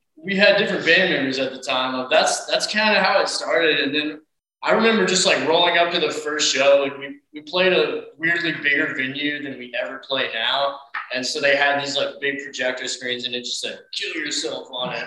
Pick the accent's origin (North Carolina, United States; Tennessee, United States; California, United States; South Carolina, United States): Tennessee, United States; Knoxville; We're from Knoxville, Tennessee, and so it was Knox Youth Sports